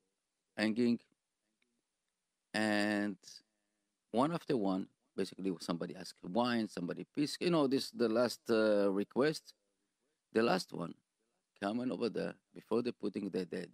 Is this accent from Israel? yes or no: yes; Israel; English is a second language; moved away as an adult; now in United States; I grew up in Sotia, you know, but in Israel